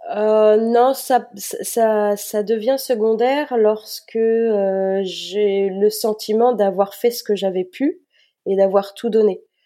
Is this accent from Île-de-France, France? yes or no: no; Nantes, Pays de la Loire, France; Je suis nantaise, euh, je vis toujours dans la région nantaise. J'ai eu l'occasion de vadrouiller euh, à certaines périodes de ma vie, mais je suis revenue euh, dans ma région natale